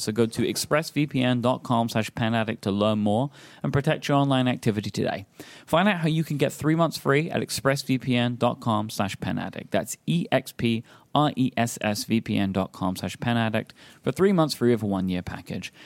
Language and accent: English; England, United Kingdom; as an English person